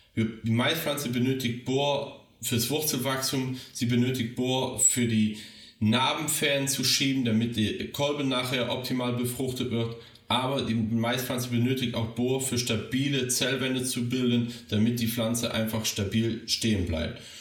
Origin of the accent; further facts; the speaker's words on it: Rhineland, Germany; meine Heimat, das Rheinland